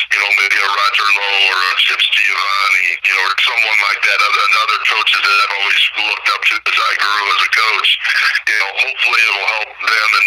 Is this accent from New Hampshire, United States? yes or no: no; Ohio, United States; I grew up in Ohio